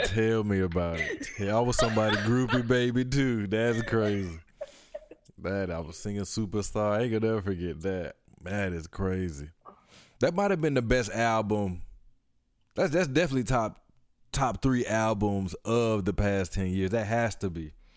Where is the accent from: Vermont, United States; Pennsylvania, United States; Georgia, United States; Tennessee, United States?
Georgia, United States; Atlanta; I'm from Atlanta